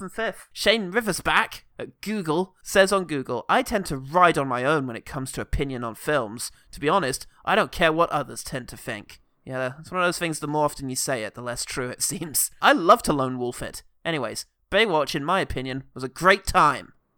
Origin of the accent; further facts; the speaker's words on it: London, United Kingdom; being a Londoner